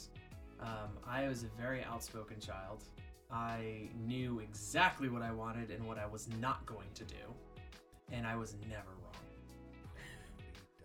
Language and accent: English; Northern Virginia, United States; moved away as an adult; now in Florida, United States; I'm not a native Floridian. I am from Northern Virginia. So I was born and raised up there